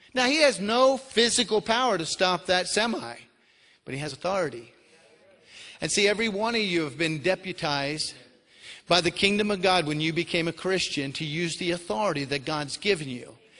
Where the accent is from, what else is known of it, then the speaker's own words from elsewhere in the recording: Florida, United States; moved away as an adult; I'm originally from Florida.